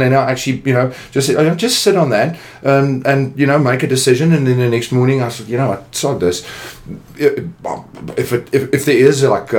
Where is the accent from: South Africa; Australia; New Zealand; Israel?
South Africa; Jeffreys Bay, Eastern Cape; born there; I was actually born in the Eastern Cape in a little nest of delight. I was born in Jeffreys Bay.